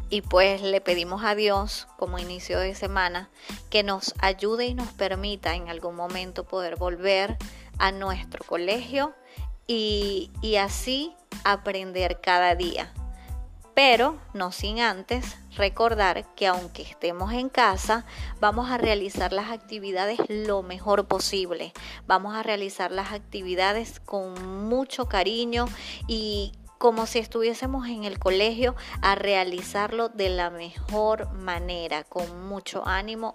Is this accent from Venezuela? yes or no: yes; Venezuela; nosotros tenemos ese privilegio como venezolanos